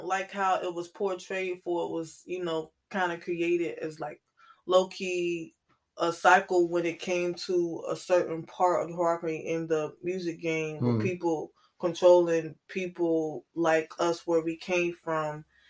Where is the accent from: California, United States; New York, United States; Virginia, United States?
Virginia, United States; Norfolk; moved away; also born or lived in Mississippi; I was born and raised in Norfolk. Then I moved down to Mississippi.